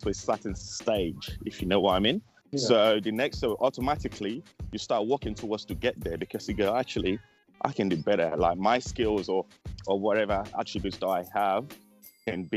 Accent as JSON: {"language": "English", "country": "Nigeria", "said": "Being Nigerian"}